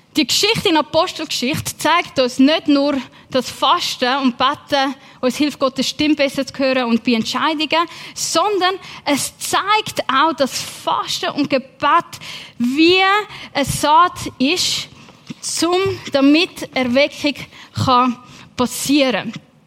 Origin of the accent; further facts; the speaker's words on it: Switzerland; also born or lived in England; bei uns in der Schweiz